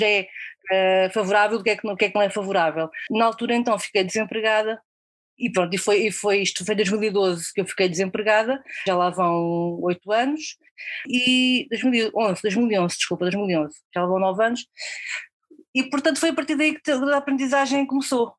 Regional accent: near Coimbra, Centro, Portugal; moved away as an adult; also born or lived in Guarda; Eu não sou de Lisboa, eu sou de, de, de perto de Coimbra

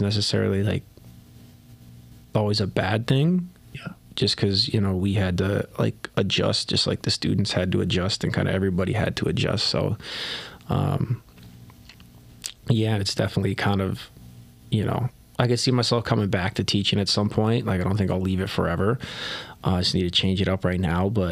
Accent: New Jersey, United States; moved away as an adult; I'm from New Jersey

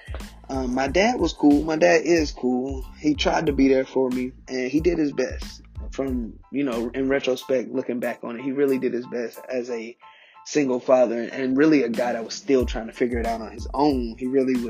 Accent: Charlotte, North Carolina, United States; originally I'm from Charlotte, North Carolina.

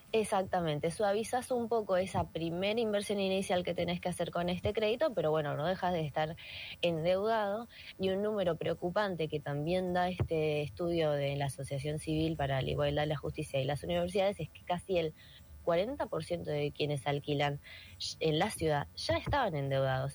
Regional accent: Buenos Aires, Argentina; como porteñas

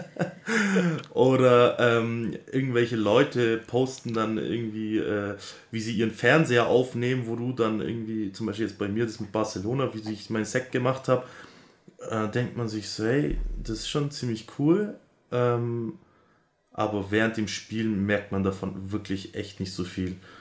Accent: Augsburg, Bavaria, Germany; da ich ja aus Augsburg bin, also aus Bayern

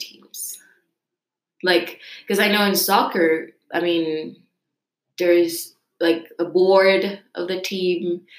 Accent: Costa Rica; Okay, so I'm from Costa Rica.

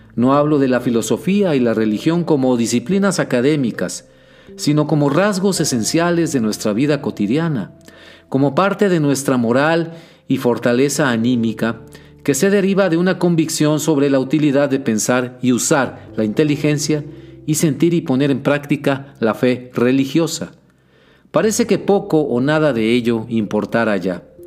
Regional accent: Mexico; nos amenazan como mexicanos de a pie que somos

